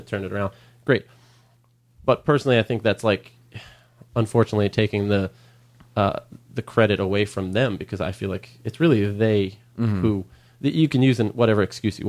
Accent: Long Island, New York, United States; now in Los Angeles, United States; I grew up on Long Island

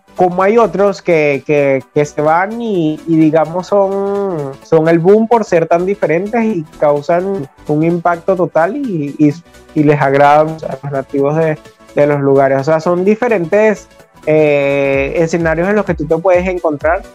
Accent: Venezuela; de acá de, nuestro país

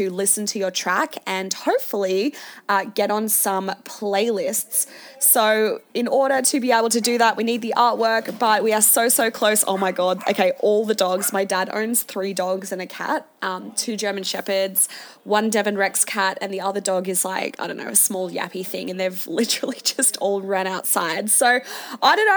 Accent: Sydney, New South Wales, Australia; moved away as an adult; now in Melbourne, Australia; growing up in the Shire

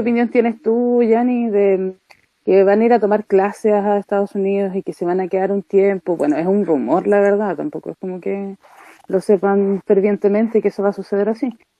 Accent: Chile; nosotros como chilenos

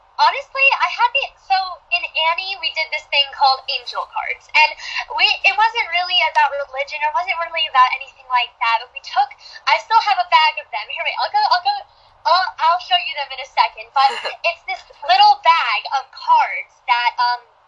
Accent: New Jersey, United States; also born or lived in Rumson, New Jersey; I'm from New Jersey, so I live 45 minutes outside of New York, but I live in Rumson, New Jersey, right by the beach

